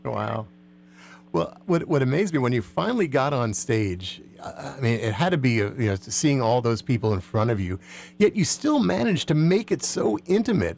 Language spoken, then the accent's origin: English; New Jersey, United States; I grew up in New Jersey